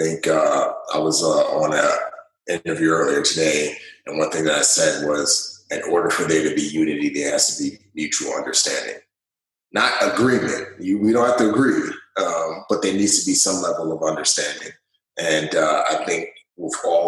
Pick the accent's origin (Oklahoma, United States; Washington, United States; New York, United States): New York, United States; New York City; moved away as an adult; also born or lived in Nigeria; being born in Nigeria and riches and wealth and then losing everything. My father dying and moving to New York City and growing up in the Bronx